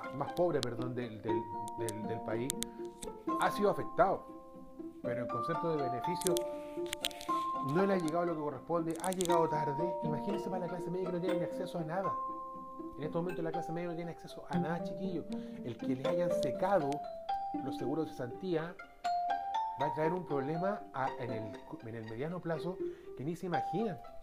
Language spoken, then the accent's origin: Spanish; Chile; como pueblo chileno